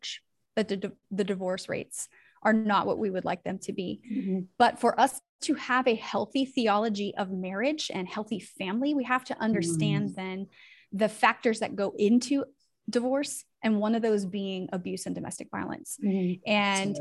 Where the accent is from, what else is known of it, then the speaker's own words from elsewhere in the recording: Northern California, United States; now in Tennessee, United States; I am from Northern California and I now have made my way out to Tennessee.